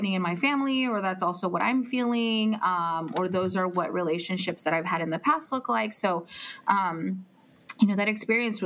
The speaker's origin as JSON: {"language": "English", "town": "Palm Springs", "region": "California", "country": "United States", "tie": "born or raised there", "also_born_or_lived": "Guanajuato, Mexico / Santa Barbara, California", "moved": "as an adult", "lives_now": "Carpinteria, United States", "said": "I was born in Mexico, in Guanajuato, Mexico. And I moved to Palm Springs when I was 2 years old. So I've lived here all my life"}